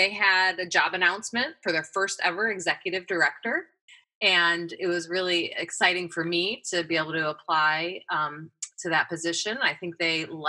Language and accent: English; Midwest, United States; moved away as an adult; also born or lived in Ohio; now in Oregon, United States; I come from the Midwest. That's where I grew up.